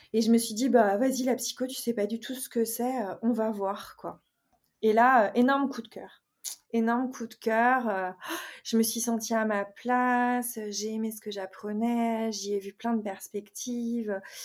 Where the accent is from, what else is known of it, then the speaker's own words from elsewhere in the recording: Brittany, France; je suis originaire de Bretagne. J'ai grandi dans un milieu familial plutôt, euh, je dirais, modeste